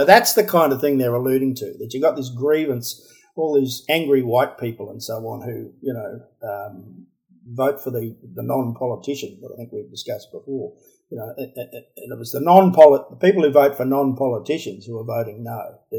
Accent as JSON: {"language": "English", "country": "Australia", "said": "We're all Australians. We're all Australian citizens."}